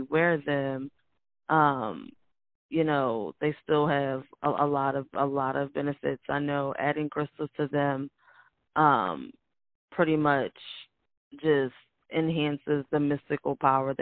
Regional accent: United States; we are here and we are Americans

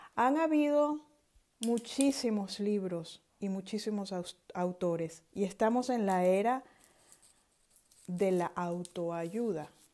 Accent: Venezuela; moved away; Soy venezolana, generación X

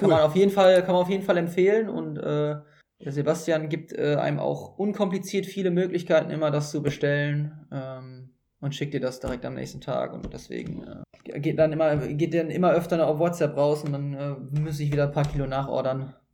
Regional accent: Hattingen, North Rhine-Westphalia, Germany; ich komme ja ursprünglich aus, äh, aus der Grenze zu Essen, noch genauer mhm. aus äh, Niederwenigern

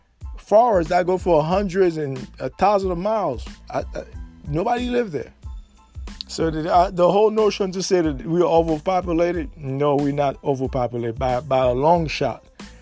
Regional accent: United States; something that we as American, and we're a world citizen now.

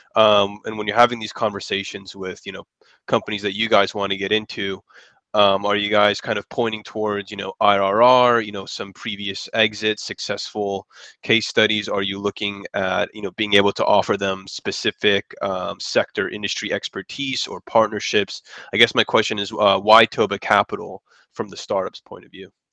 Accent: San Francisco Bay Area, California, United States; moved away as an adult; now in Los Angeles, United States; I was originally from San Francisco Bay Area

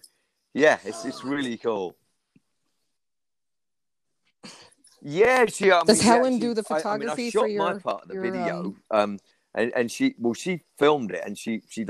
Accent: England, United Kingdom; I'm English

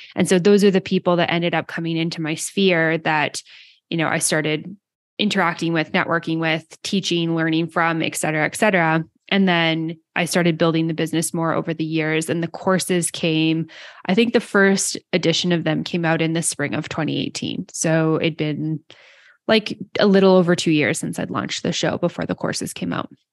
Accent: Canada; I'm Canadian

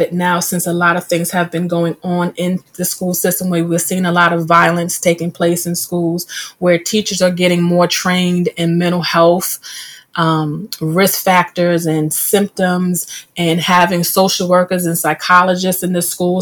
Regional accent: New York, United States; being in middle school growing up in New York

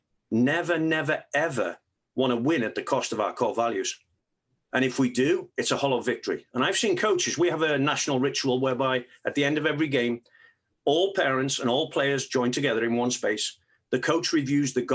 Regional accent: England, United Kingdom; moved away; I grew up in England

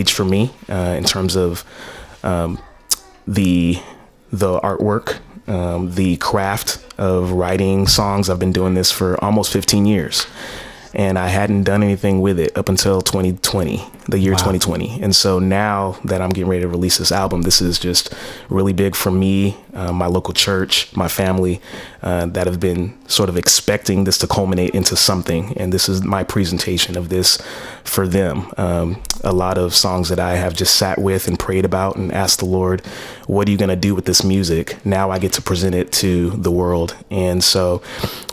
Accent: Stockton, California, United States; My hometown in Stockton, California

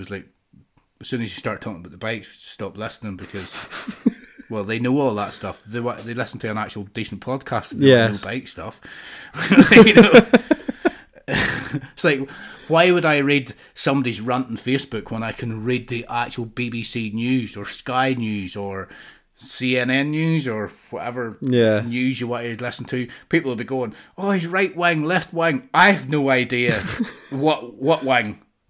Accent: New York, United States; Hey, the bagel. I'm from New York.

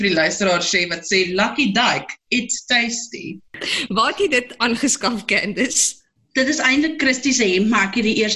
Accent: Free State, South Africa; ek weet nou nie maar waar ek in die Vrystaat groot geword het.

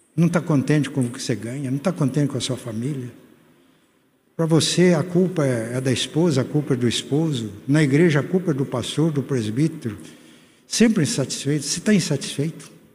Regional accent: Muzambinho, Minas Gerais, Brazil; moved away; fui a Grande Muzambinho, centenário da minha igreja, igreja minha, minha cidade natal

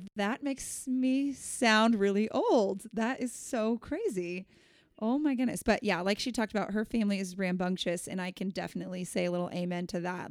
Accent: San Diego, California, United States; we didn't have any family growing up in San Diego that lived nearby

